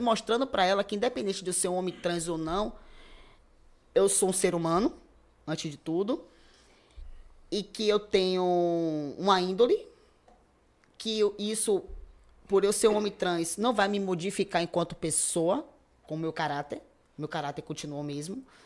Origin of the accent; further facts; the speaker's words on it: Salvador, Bahia, Brazil; me afastei um pouco do bairro que eu nasci e fui criado, que foi é aqui em Cajazeiras 7